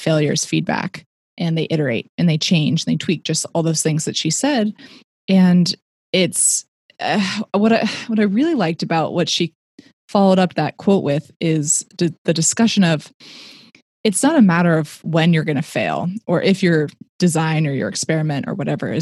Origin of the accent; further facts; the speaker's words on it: Silicon Valley, California, United States; I grew up in the Silicon Valley